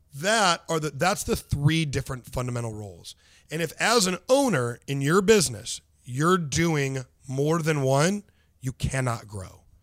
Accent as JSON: {"language": "English", "town": "St. Louis", "region": "Missouri", "country": "United States", "tie": "born or raised there", "said": "I am from North County, Saint Louis"}